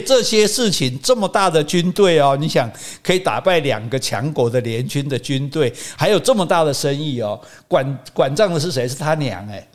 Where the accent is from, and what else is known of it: Taiwan